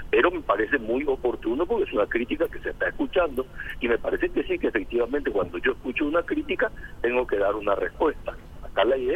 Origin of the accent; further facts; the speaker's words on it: Paraguay; O sea, somos todos paraguayos y nada de los paraguayos nos es ajeno.